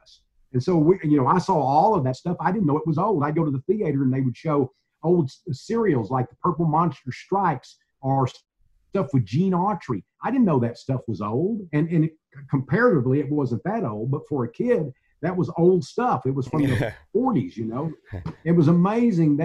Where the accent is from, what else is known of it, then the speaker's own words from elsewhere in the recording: Mount Enterprise, Texas, United States; also born or lived in Gladewater, Texas; growing up in Mount Enterprise and Gladewater in the 50s and the 60s